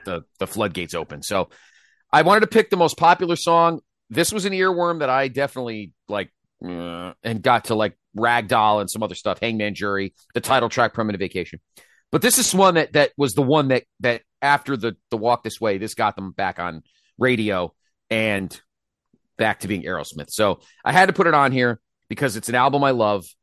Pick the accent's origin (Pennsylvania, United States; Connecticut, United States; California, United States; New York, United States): Connecticut, United States; Milford; my mall that I, that I grew up near in Milford, Connecticut